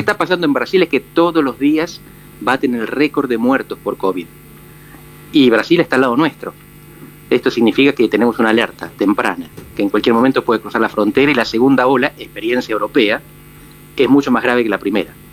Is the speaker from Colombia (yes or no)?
no; Buenos Aires Province, Argentina; a los mm. cuatro años, con mi mm. familia nos mudamos por la barriga, así que toda mi crianza y mis recuerdos los mm. de allá